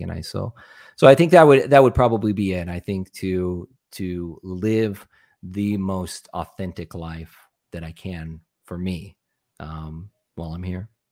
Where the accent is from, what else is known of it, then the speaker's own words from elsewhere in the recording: Arizona, United States; also born or lived in Nebraska; I grew up in Arizona, which is where I live now